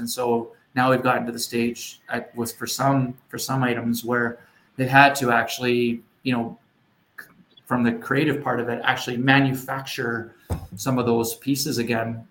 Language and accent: English; Edmonton, Alberta, Canada; now in Moose Jaw, Canada; I grew up in Edmonton